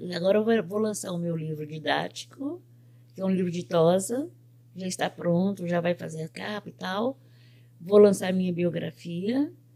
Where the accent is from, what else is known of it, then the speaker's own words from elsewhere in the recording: Belo Horizonte, Minas Gerais, Brazil; moved away as an adult; now in United States; Eu sou de Belo Horizonte. Eu nasci no bairro do Horto, na rua Pitangui, 2004.